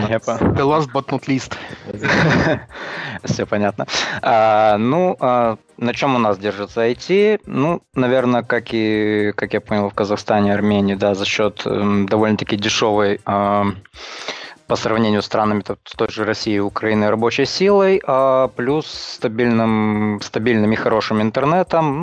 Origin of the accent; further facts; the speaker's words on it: Chișinău, Moldova; now in Transnistria, Moldova; Я сам из Приднестровья, ну как, официально. Вот. Сам я родился в Кишиневе, а живу в Приднестровье уже много лет